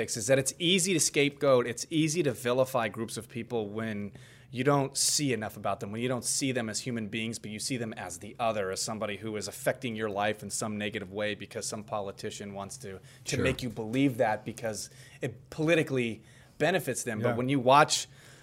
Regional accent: Whittier, California, United States; I grew up in East Los Angeles, you know, Whittier.

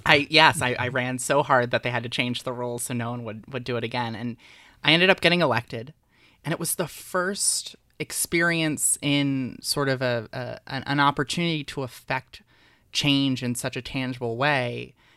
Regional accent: Delaware, United States; I was very involved in politics in middle school and high school in my home state. Delaware's very tiny

